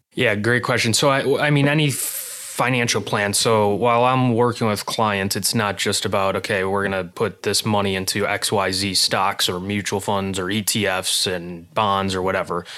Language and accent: English; Illinois, United States; moved away as an adult; now in Arizona, United States; I grew up in Illinois